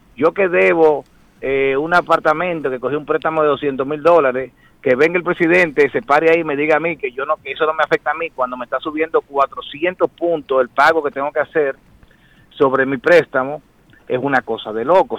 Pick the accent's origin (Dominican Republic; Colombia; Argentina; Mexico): Dominican Republic; como dominicano